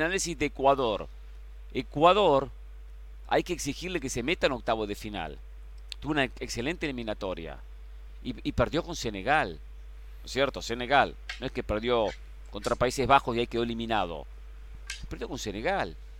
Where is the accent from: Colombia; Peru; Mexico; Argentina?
Argentina; como argentino